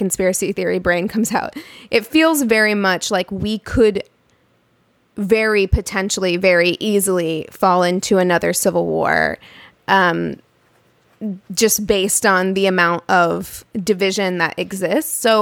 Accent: Springfield, Missouri, United States; I'm from Springfield. Branson is about a 30-minute drive away

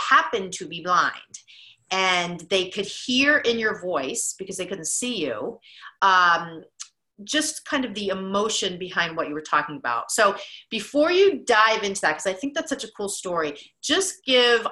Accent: New Jersey, United States; now in Boston, United States; I'm from New Jersey as well

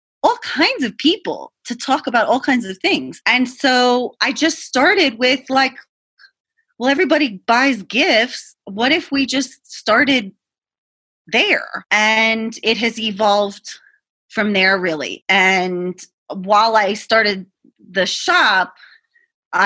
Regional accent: Boston, Massachusetts, United States; I'm from Boston. I grew up in the city.

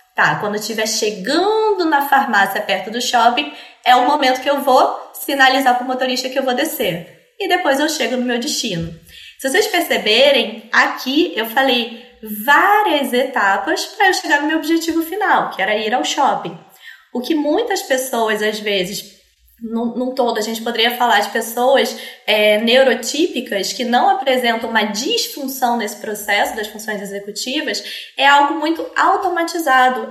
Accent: Rio de Janeiro, Brazil; Sou carioca aqui do Rio de Janeiro

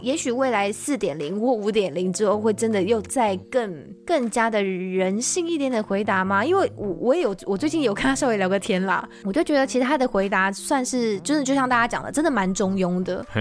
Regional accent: Taiwan; 我是台湾人

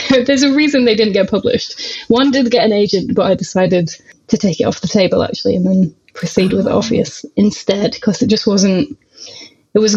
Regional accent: Rotherham, Yorkshire and the Humber, United Kingdom; now in Glasgow, United Kingdom; I am originally from Rotherham, which is between Sheffield and Doncaster in South Yorkshire, and I live in Glasgow now.

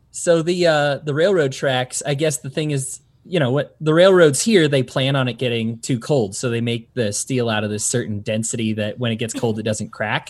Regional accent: Colorado, United States; also born or lived in Utah; now in Salt Lake City, United States; I'm from Colorado, moved to Utah, I'm used to the Rocky Mountains

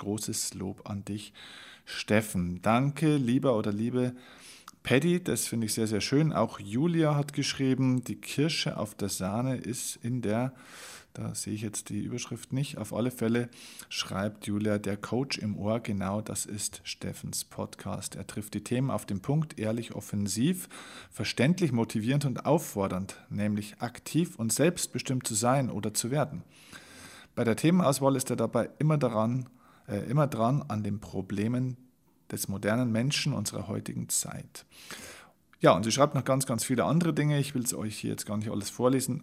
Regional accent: Vilsbiburg, Bavaria, Germany; in meine Heimatstadt, das ist die Stadt Vilsbiburg

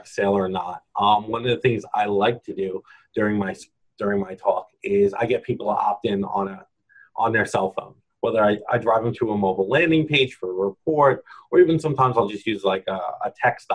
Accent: New York, United States; accent: New York; I'm from New York, my New York accent

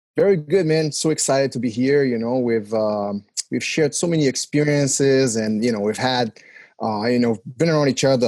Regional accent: Rio de Janeiro, Brazil; moved away as an adult; now in United States; growing up in Rio at that time

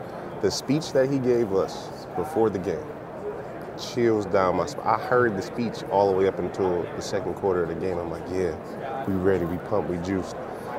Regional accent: Detroit, Michigan, United States; Born and raised in Detroit.

